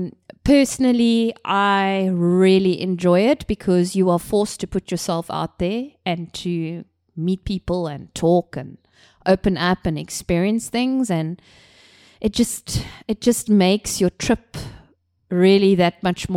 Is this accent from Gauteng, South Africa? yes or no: no; Cape Town, Western Cape, South Africa; I come from Cape Town, South Africa, an extremely beautiful city and country.